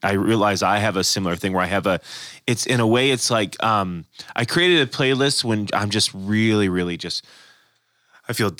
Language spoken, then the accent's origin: English; West Coast, United States; I am from the West Coast